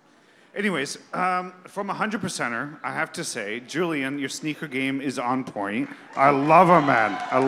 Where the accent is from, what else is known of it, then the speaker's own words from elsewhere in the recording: Belleville, Ontario, Canada; I am from Belleville. Not from Coburg.